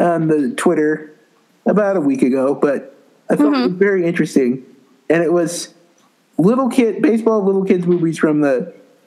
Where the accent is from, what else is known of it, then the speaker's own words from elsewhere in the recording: Montana, United States; I'm from Montana. I live in Montana now